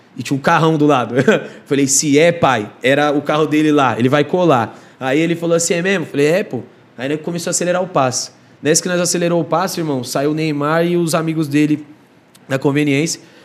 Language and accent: Portuguese; Osasco, São Paulo, Brazil; also born or lived in Penha, São Paulo; Eu estava em Osasco, aí minha quebrada